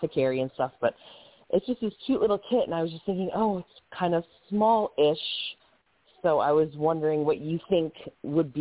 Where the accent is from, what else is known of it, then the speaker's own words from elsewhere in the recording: East Coast, United States; moved away; also born or lived in California; I'm from the East Coast originally